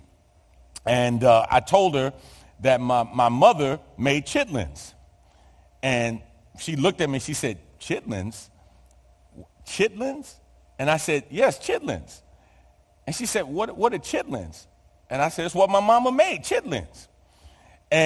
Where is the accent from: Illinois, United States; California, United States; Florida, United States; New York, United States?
New York, United States; New York City; moved away; I'm from New York. I attended PS 34 in the Lower East Side of Manhattan